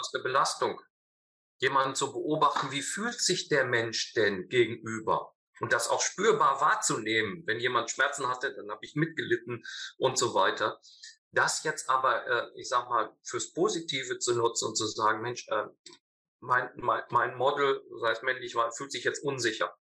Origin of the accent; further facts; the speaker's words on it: North Rhine-Westphalia, Germany; Ich komme zwar äh, aus Ostwestfalen